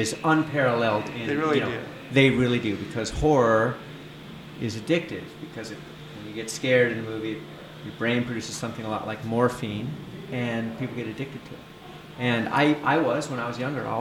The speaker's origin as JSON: {"language": "English", "region": "California", "country": "United States", "said": "I'm from California"}